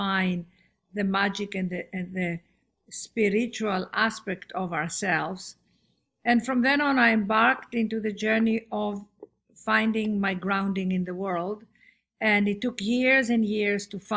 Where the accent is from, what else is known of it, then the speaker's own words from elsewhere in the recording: Athens, Attica, Greece; moved away as an adult; also born or lived in London / Los Angeles; born and raised in Athens, Greece, educated in London at the Royal Academy of Dramatic